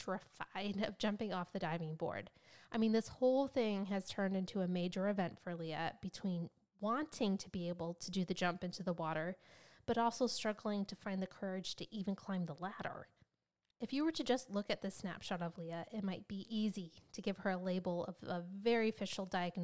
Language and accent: English; United States; as an American